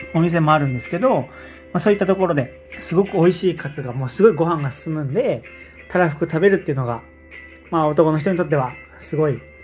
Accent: Fukui, Japan; 僕はずっと福井で育ったので

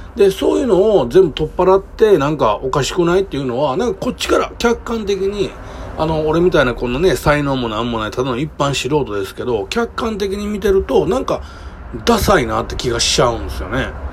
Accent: Kobe, Hyogo, Japan; 僕基本的に神戸のね、もうめちゃくちゃ下町で生まれ育ったんですよ。

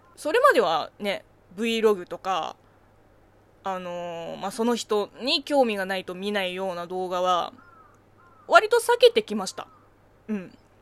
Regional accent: China; Japanese is a second language; moved away; 中国生 まれ中国育ちの私

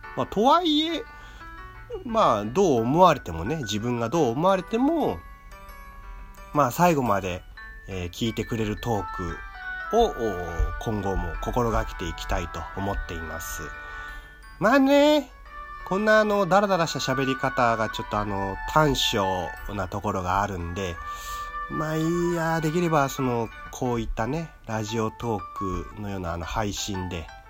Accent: Tokyo, Japan; 生まれも育ちも東京

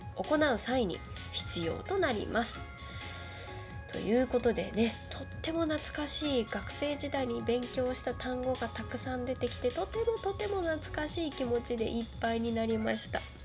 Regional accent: southern Kyushu, Japan; 出身がまあ南九州の南の方が出身でまあまあ結構なそうだな電車も通ってないような、まあ、田舎の中の田舎に住んでたので

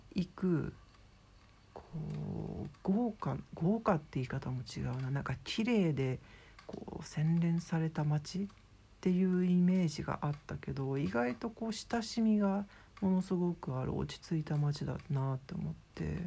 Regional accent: Shizuoka, Japan; now in Tokyo, Japan; 今はこうしてね実家静岡の方にいるんですけど

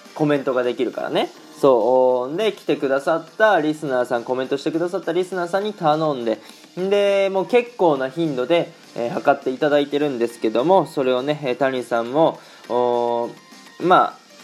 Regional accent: Aichi, Japan; moved away as an adult; now in Germany; 僕が愛知県出身

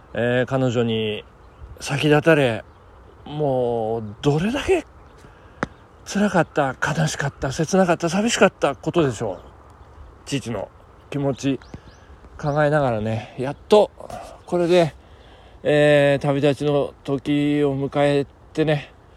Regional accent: Nagano, Japan; 自分の実家の近くなんですけど、えっ、ー、とですね、スタートしたのが、長野市東和田の

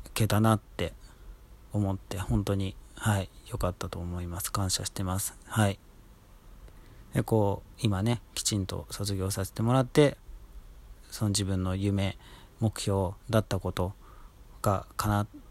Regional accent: Tokyo, Japan; moved away as an adult; also born or lived in Nagoya, Aichi; 僕、東京生まれ東京育ちなんですけれども

